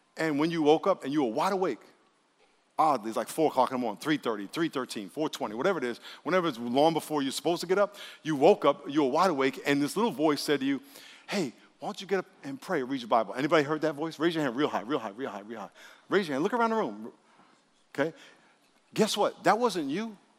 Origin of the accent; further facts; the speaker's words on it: New York City, New York, United States; moved away; I grew up in New York and, and took the subway a thousand times